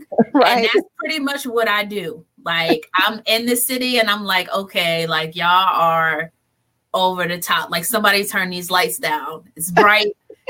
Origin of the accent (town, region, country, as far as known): Johnstown, Pennsylvania, United States; born or raised there; moved away as an adult; also born or lived in Philadelphia, Pennsylvania / Columbia, Missouri / New Brunswick, New Jersey; now in Newark, United States